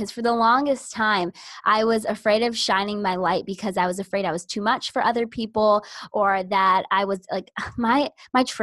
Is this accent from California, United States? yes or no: no; Orlando, Florida, United States; I am born and raised in Orlando, Florida, and that's where I still am